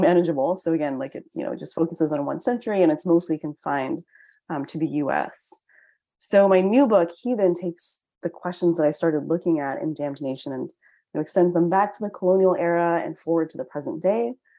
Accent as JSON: {"language": "English", "country": "United States", "said": "I'm Chinese American"}